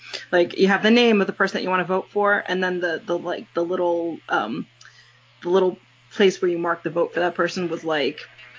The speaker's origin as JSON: {"language": "English", "country": "United States"}